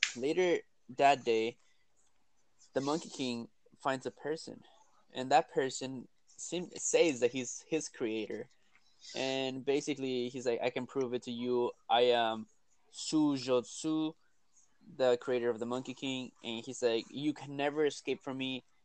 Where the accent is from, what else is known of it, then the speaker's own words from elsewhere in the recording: Peru; accent: thick accent; now in United States; in Peru we do eat llamas and we do eat guinea pigs